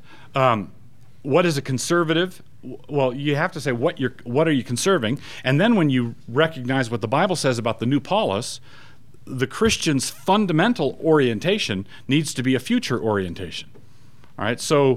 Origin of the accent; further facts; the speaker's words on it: United States; as an American